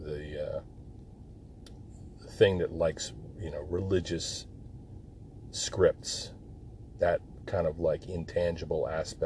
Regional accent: Jersey Shore, New Jersey, United States; moved away; I was born and raised on the Jersey Shore

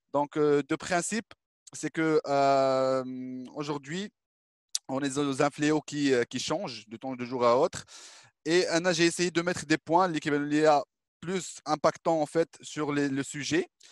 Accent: Morocco; En tant que Marocain

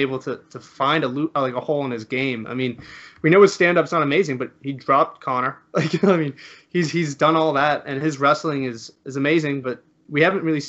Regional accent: Canada; As a Canadian

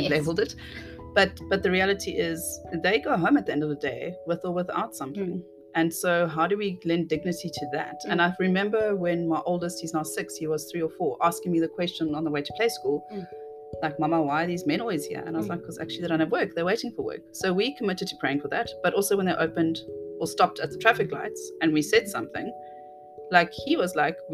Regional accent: South Africa; as a South African citizen

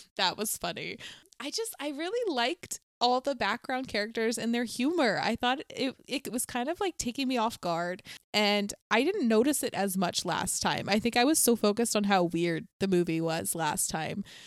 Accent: Bowie, Maryland, United States; I'm from Bowie

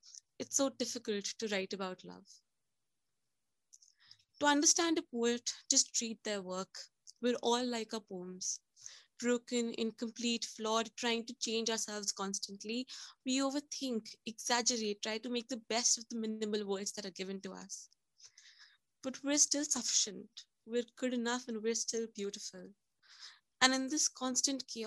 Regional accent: India; I'm from India

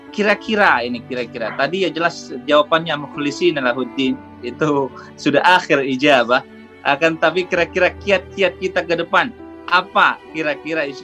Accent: Lubuklinggau, South Sumatra, Indonesia; now in Kuwait; kita di Kuwait tapi asal Lumbuk Linggau.

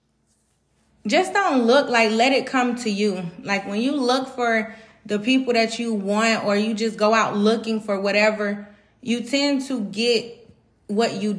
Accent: Atlanta, Georgia, United States; I'm from Atlanta, Georgia.

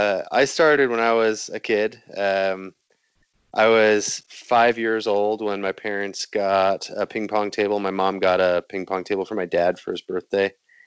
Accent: South Bend, Indiana, United States; There's a ping pong club in the city I grew up in South Bend, Indiana.

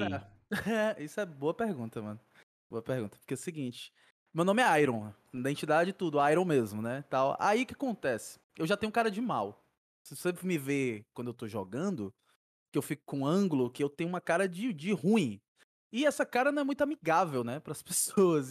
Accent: Fortaleza, Ceará, Brazil; Nascido e criado aqui em Fortaleza

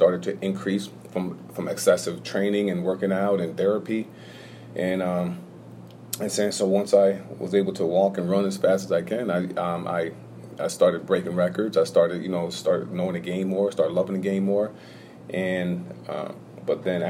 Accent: Hudson, New York, United States; born and raised in Hudson, New York

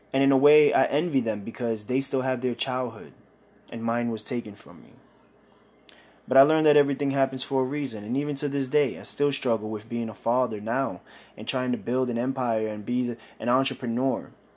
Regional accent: New York City, New York, United States; I grew up in Brooklyn, New York, Bushwick

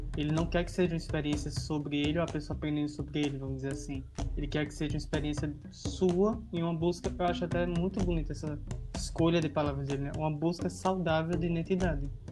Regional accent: Bahia, Brazil; a gente mesmo sendo baiano

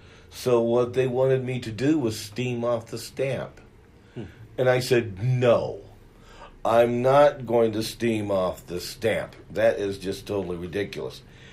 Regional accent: Pittsburg, California, United States; I grew up in the East Bay area of California in a town called Pittsburgh.

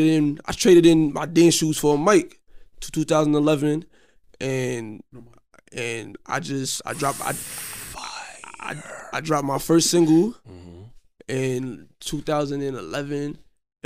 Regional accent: New York City, New York, United States; I'm from Coney Island

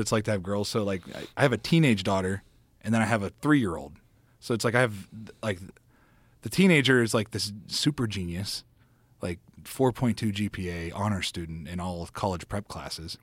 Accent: next to East Palestine, Ohio, United States; moved away; my hometown is right next door to East Palestine

